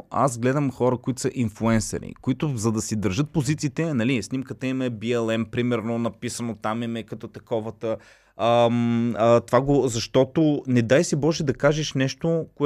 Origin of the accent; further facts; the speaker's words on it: Plovdiv, Plovdiv Province, Bulgaria; аз съм от Плодив, ти си от Стара Загора